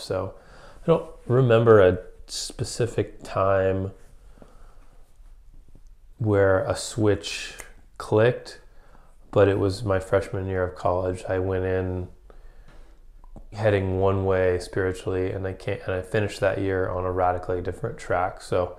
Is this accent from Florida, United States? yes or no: yes; Florida, United States; I grew up in Florida, kind of Bible Belt-ish Christian family, going to church.